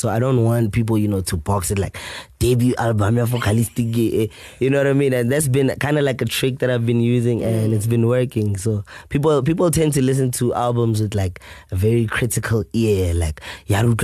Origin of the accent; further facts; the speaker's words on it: Pretoria, Gauteng, South Africa; growing up in Pitori